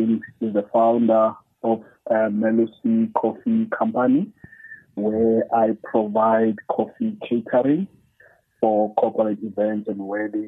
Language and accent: English; Cape Town, Western Cape, South Africa; I grew up in Khayelitsha, with my mother